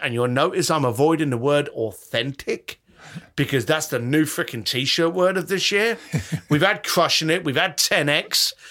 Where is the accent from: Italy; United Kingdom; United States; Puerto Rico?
United Kingdom; London; as a kid growing up in London